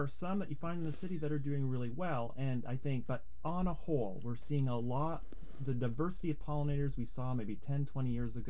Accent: Canada; now in United States; Well, you know, I came from Canada, and the one thing I was really struck by is that Oregonians really care about pollinators

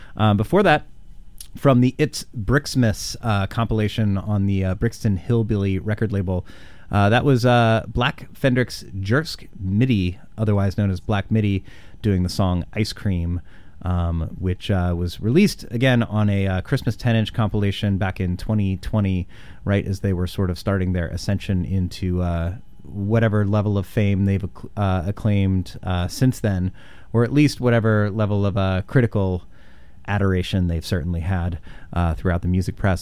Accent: Indianapolis, Indiana, United States; now in Portland, United States; I am from Indianapolis, Indiana

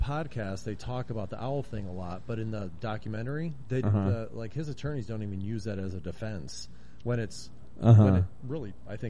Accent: Syracuse, New York, United States; now in Portland, United States; I grew up in Syracuse, so Central New York.

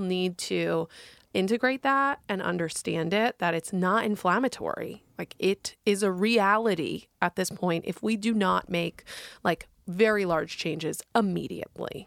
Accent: New York, United States; now in Oregon, United States; I come from New York

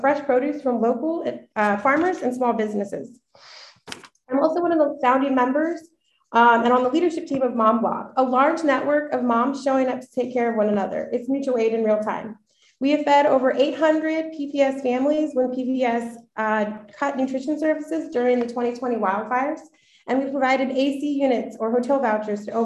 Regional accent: Portland, Oregon, United States; I was born and raised in Portland. I went to Benson High School

